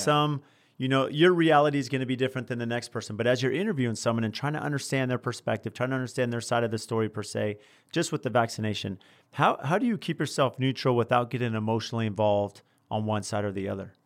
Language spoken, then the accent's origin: English; San Diego, California, United States; now in Phoenix, United States; I grew up in San Diego